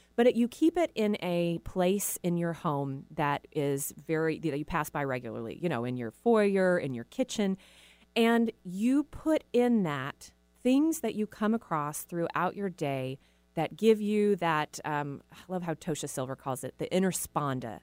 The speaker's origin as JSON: {"language": "English", "region": "the South", "country": "United States", "said": "we're from the South, so people got married, you know, in their early, right after college"}